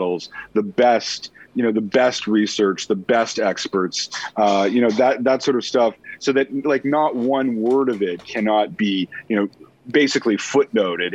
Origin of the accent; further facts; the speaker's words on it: Canada; also born or lived in United States; being Canadian